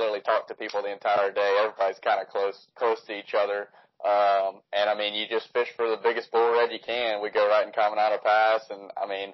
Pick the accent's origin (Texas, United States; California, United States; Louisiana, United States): Louisiana, United States; Baton Rouge; I'm from Baton Rouge, Louisiana